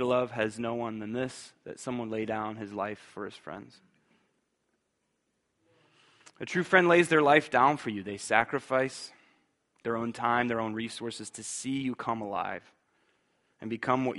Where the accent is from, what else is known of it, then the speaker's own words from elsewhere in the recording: Bowling Green, Ohio, United States; I'm from here, like right here. I'm a townie